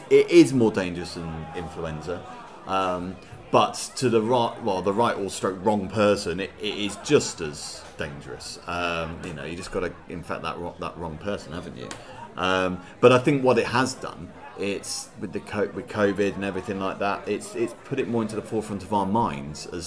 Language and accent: English; Reading, South East England, United Kingdom; I'm from Reading, really, so, you know, it's about 25 minutes away from Reading